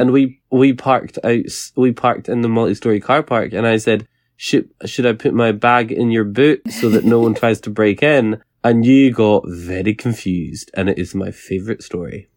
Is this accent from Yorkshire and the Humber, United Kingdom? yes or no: no; Scotland, United Kingdom